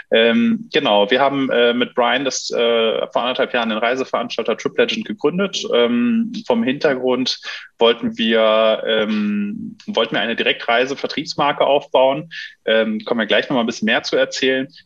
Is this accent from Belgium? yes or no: no; Düsseldorf, North Rhine-Westphalia, Germany; Ja, ja, wir kommen beide aus Düsseldorf